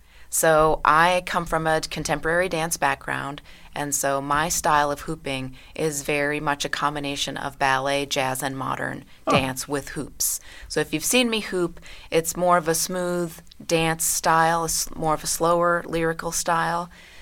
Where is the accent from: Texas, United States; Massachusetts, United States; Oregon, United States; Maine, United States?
Texas, United States; Commerce; also born or lived in Lafayette, Louisiana; Yeah, I was born down south. My dad was down there at university. And then we moved to southeast Texas, where my dad was a professor at a small little college in Commerce.